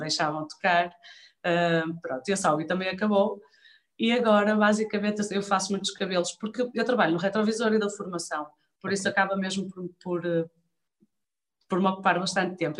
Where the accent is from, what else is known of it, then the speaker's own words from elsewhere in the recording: Vila Nova de Famalicão, Norte, Portugal; moved away as an adult; now in Viana do Castelo, Portugal; eu gosto muito de Famalicão, foi a cidade onde eu cresci